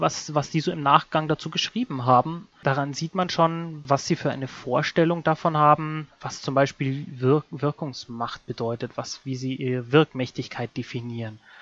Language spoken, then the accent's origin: German; Bavaria, Germany; Mir in Bayern